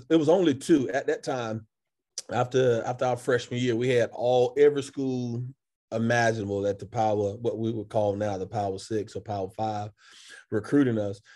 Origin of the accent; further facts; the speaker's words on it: Atlanta, Georgia, United States; born and raised Atlanta, Georgia